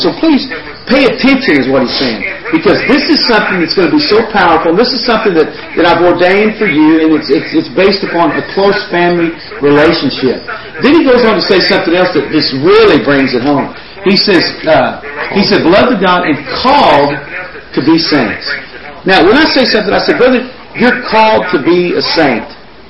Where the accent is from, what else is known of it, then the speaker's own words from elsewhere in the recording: Texas, United States; also born or lived in California; we moved to Texas from California